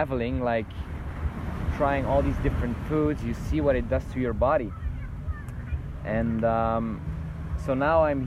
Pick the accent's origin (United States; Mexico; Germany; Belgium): Belgium; moved away; I'm initially from Belgium